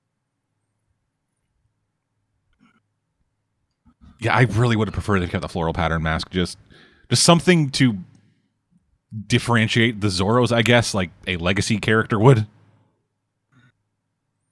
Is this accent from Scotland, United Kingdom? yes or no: no; Wales, United Kingdom; I'm from Wales